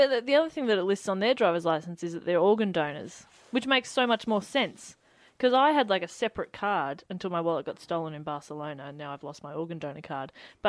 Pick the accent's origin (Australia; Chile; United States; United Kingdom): Australia; We're Australian.